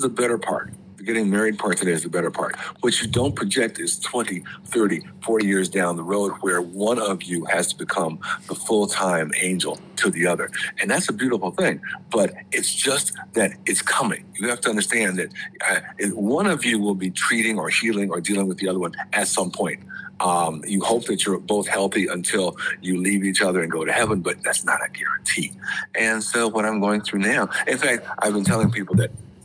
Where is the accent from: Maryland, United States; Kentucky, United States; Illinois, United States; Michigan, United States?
Michigan, United States; Spring Lake; moved away; I was the only child of color in my hometown, Spring Lake, Michigan